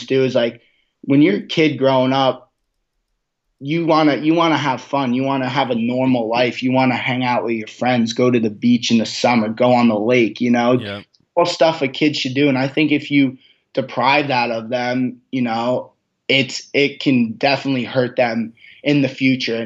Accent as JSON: {"language": "English", "region": "New Jersey", "country": "United States", "tie": "born or raised there", "said": "that was a big thing for me growing up in New Jersey, is going to Atlantic City and seeing these experiences."}